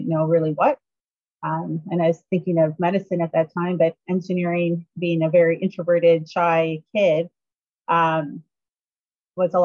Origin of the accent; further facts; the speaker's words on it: Northern Alberta, Canada; I grew up in Northern Alberta